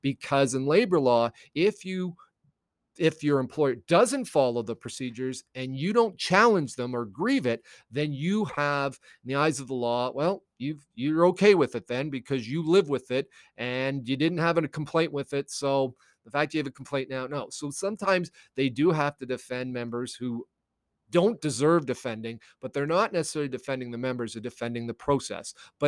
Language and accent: English; United States; born there; I was born in the States.